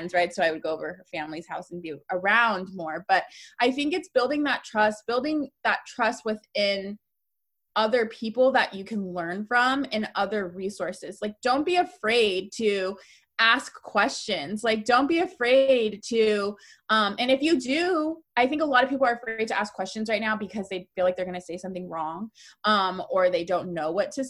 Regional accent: Northern California, United States; I'm from Northern California

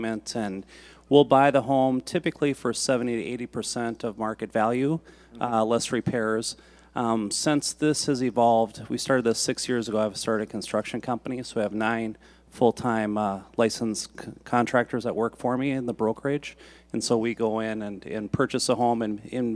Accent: Brainerd, Minnesota, United States; I'm from Brainerd, Minnesota, which is 2 hours north of Minneapolis

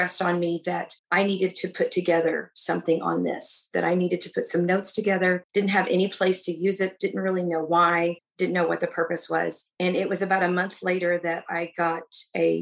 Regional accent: Texas, United States; now in Illinois, United States; I'm actually originally from Texas

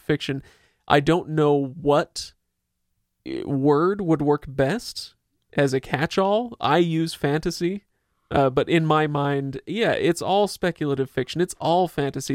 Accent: Utah, United States; we're from Utah

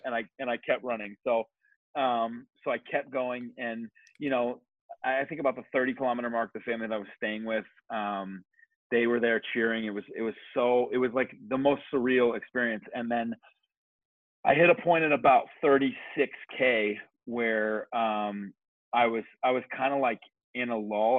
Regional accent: Kitchener, Ontario, Canada; moved away as an adult; also born or lived in New Zealand; now in Toronto, Canada; I grew up in Kitchener, Ontario

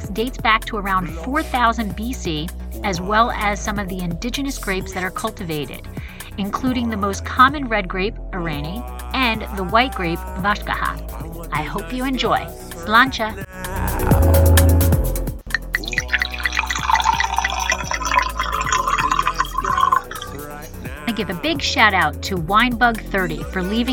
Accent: New Jersey, United States; moved away; I'm originally from Jersey

